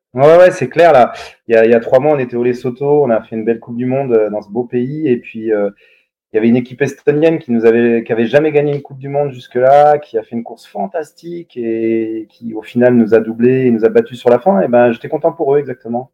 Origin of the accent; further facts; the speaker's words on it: Yvelines, Paris region, Île-de-France, France; j'étais en région parisienne. Enfin, mes parents sont jurassiens, donc euh, bon, toutes les vacances euh, gamin, j'allais faire du ski de fond dans le Jura, mais en gros, j'étais dans les Yvelines